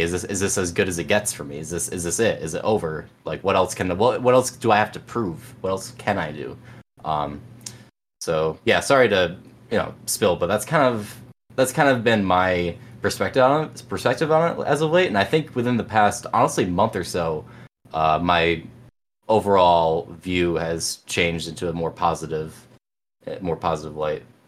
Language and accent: English; Binghamton, New York, United States; I've kind of just been home my whole life in Binghamton